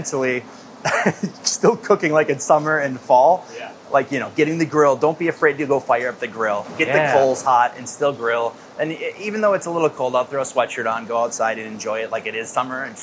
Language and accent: English; Midwest, United States; growing up in the Midwest